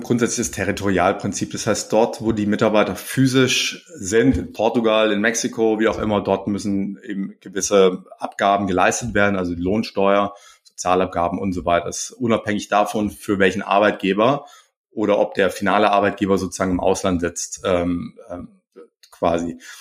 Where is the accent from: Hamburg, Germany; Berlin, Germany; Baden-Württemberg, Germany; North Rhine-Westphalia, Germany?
Baden-Württemberg, Germany; Pforzheim; ich komme aus Pforzheim